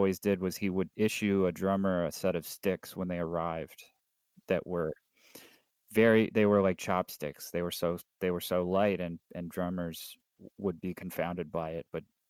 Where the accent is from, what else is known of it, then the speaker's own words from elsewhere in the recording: California, United States; I'm not a Californian that looks down on the provinces, so to speak